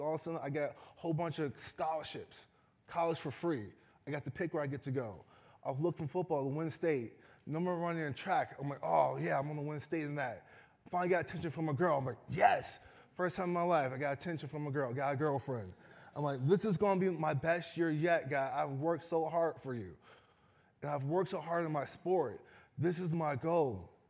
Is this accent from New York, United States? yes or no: no; Chicago, Illinois, United States; So once again, I'm originally from Chicago. I've been out here for 4 years. So I love deep dish pizza. I love the Chicago Bears.